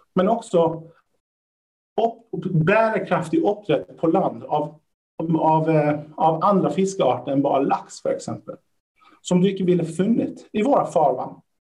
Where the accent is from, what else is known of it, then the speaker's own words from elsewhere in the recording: Lund, Skåne, Sweden; moved away as an adult; now in Norway; Där jag kommer ifrån, Lund